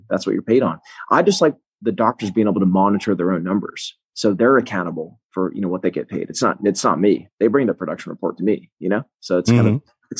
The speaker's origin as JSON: {"language": "English", "town": "Melbourne", "region": "Florida", "country": "United States", "tie": "born or raised there", "also_born_or_lived": "Tallahassee, Florida / Fort Lauderdale, Florida", "said": "I'm from Central Florida, from Brevard, Melbourne."}